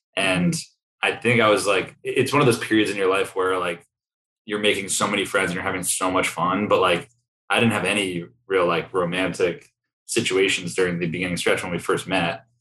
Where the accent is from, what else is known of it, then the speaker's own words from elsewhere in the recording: Sleepy Hollow, New York, United States; moved away as an adult; now in Austin, United States; I grew up in Sleepy Hollow, New York